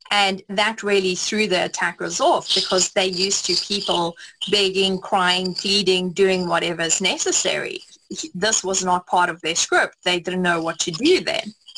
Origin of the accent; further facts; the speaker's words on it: South Africa; I grew up in South Africa